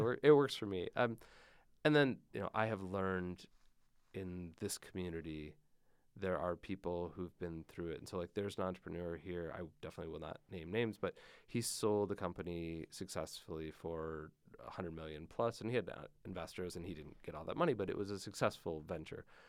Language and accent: English; Michigan, United States; I grew up in Michigan